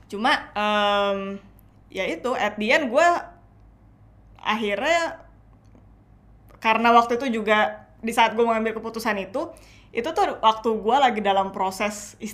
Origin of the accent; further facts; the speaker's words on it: Indonesia; mungkin karena um, gue besar di Indo juga